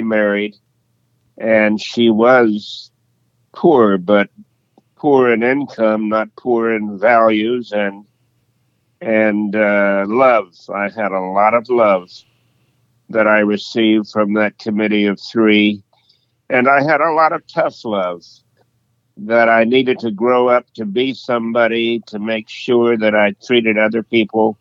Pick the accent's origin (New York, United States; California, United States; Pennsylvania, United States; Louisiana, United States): Louisiana, United States; Leesville; I was born in Leesville, Louisiana in 1939 in the Jim Crow era